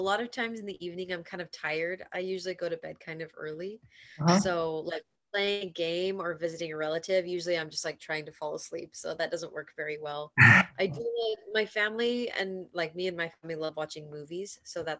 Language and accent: English; Portland, Oregon, United States; moved away as an adult; now in Hawaii, United States; I am from Portland, Oregon